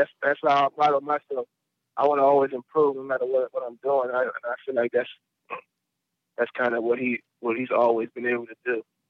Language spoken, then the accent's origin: English; New Orleans, Louisiana, United States; and I grew up in New Orleans, man, so.